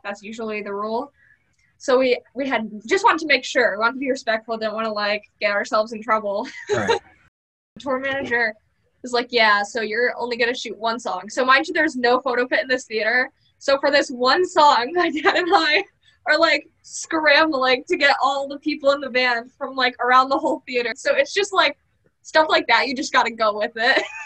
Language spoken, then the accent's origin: English; Connecticut, United States; I'm from Connecticut